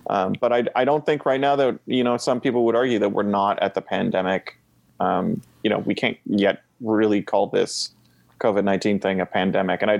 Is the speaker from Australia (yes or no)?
no; Vancouver, British Columbia, Canada; I grew up in Vancouver